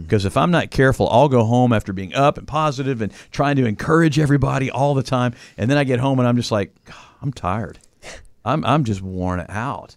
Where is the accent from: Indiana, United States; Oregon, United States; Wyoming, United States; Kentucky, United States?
Kentucky, United States; Louisville; I grew up in Louisville, Kentucky